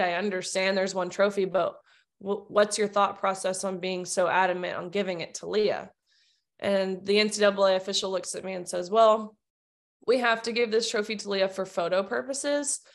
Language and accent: English; Nashville, Tennessee, United States; I'm born and raised in Nashville, Tennessee